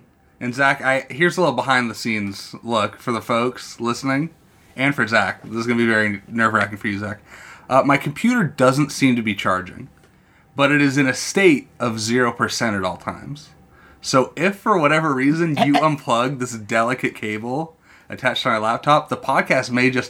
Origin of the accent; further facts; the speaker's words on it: California, United States; And I'm from California, sir.